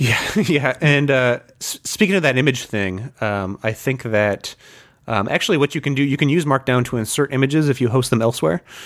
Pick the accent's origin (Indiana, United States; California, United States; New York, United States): Indiana, United States; Fort Wayne; moved away; I was, uh, born and raised in Fort Wayne